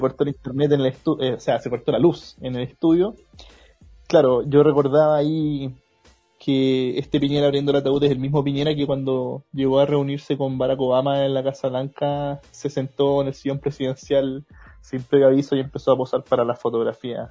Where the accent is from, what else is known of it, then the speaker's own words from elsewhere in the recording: Maipú, Santiago Metropolitan Region, Chile; somos de Maipú los tres. Estábamos en el liceo aquí en Maipú